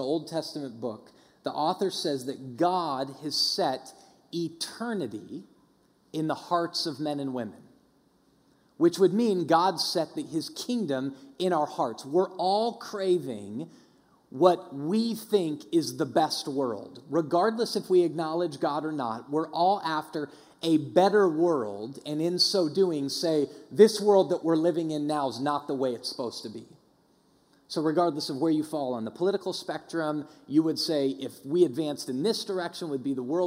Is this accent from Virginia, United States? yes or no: no; Denver, Colorado, United States; when I grew up in Denver